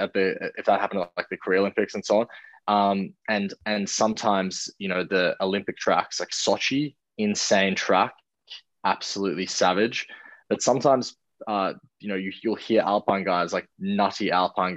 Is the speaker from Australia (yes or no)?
yes; Australia; as an Australian